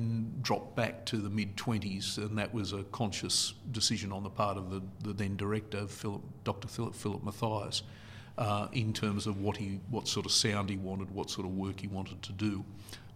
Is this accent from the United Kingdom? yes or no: no; Newcastle, New South Wales, Australia; also born or lived in Sydney; Brought up in Merriweather, lived there, went to Newcastle Uni